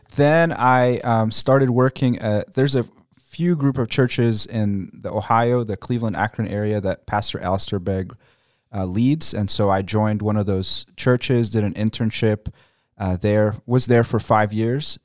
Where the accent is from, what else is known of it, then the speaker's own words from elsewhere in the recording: Egypt; moved away; I grew up a part of the years of uh, my childhood in Egypt